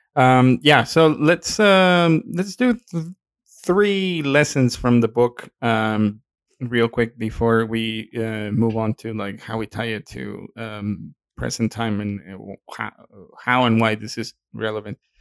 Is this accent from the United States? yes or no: no; Mexico; accent: Mexican; my accent is showing. Excuse me, my Mexican is showing